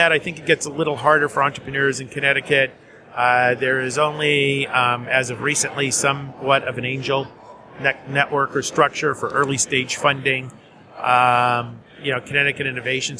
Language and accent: English; Winnipeg, Manitoba, Canada; moved away as an adult; now in New York City, United States; I'm from Winnipeg